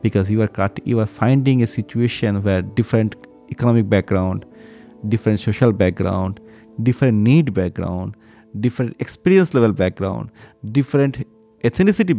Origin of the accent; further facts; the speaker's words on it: eastern India, India; also born or lived in Gujarat; we are from Eastern India, from India